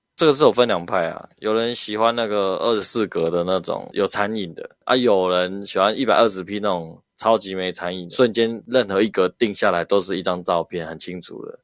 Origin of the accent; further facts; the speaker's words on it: Taiwan; 我们台湾人讲就是你长得比较有个性一点